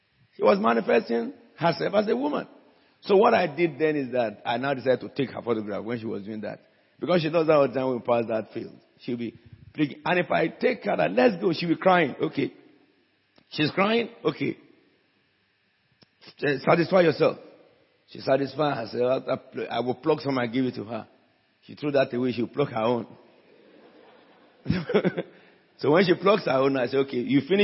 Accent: Abeokuta, Ogun State, Nigeria; I'm from Bagura, a village of Abeokuta, the city surrounded by rocks

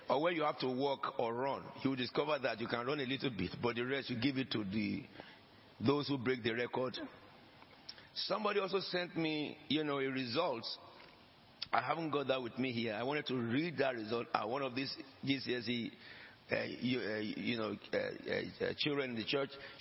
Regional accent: Nigeria; moved away; I came from Nigeria. My grandfather came from Sierra Leone.

